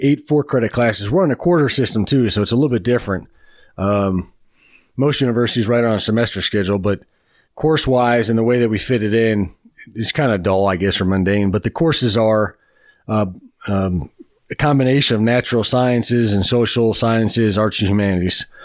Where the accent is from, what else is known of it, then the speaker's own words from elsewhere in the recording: Beachwood, Ohio, United States; I grew up on the east side of Cleveland. I grew up in Beechwood, Ohio